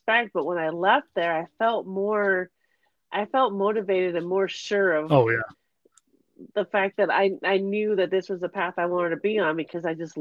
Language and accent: English; California, United States; I was raised in California